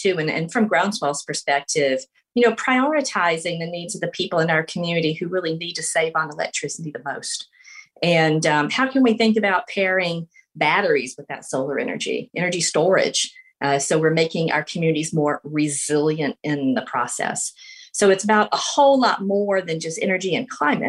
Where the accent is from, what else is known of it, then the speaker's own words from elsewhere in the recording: LaGrange, Georgia, United States; I'm from LaGrange, Georgia. And growing up there